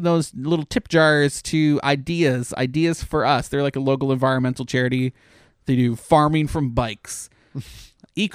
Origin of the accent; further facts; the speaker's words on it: Canada; now in Orlando, United States; I'm Canadian.